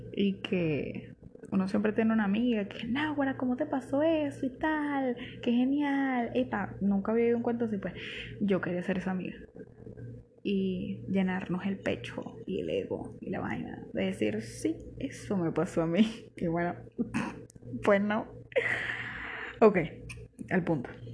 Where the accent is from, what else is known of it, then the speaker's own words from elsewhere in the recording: Barquisimeto, Lara, Venezuela; yo soy de Barquisimeto.